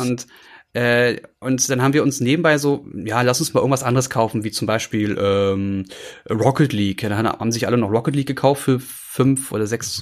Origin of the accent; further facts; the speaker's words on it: Berlin, Germany; also born or lived in Brandenburg; als Berliner